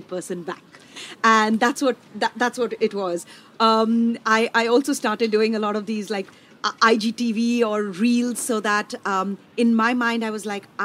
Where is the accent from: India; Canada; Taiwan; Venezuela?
India; now in Nashville, United States; I'm an Indian chef